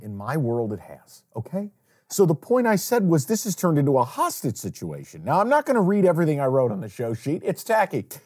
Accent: Saratoga Springs, New York, United States; moved away as an adult; now in Detroit, United States; I miss my hometown Chinese food

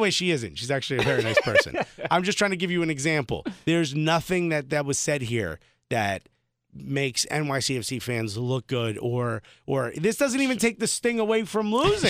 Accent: Newark, New Jersey, United States; moved away as an adult; now in New York, United States; I grew up in Newark.

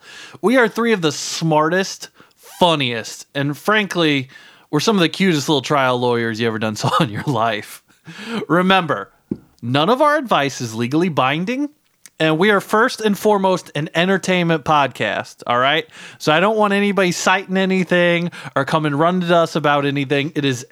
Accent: Brooklyn, New York, United States; here in my hometown, Brooklyn, New York, right?

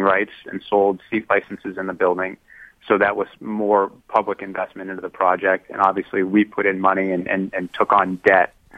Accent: Youngstown, Ohio, United States; I grew up in Youngstown, Ohio

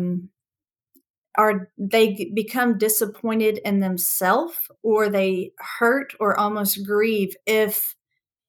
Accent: the South, United States; I'm from the South

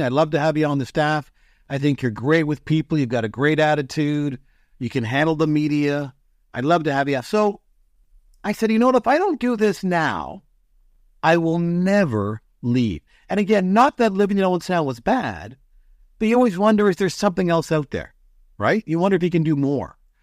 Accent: London, Ontario, Canada; growing up in London, at that time when I was young

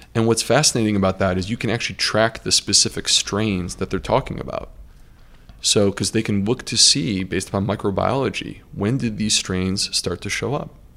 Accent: United States; being American

